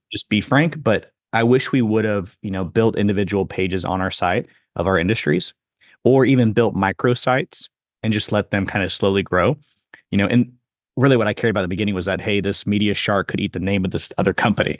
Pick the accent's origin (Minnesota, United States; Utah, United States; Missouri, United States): Missouri, United States; I grew up in Missouri too, so I know that area.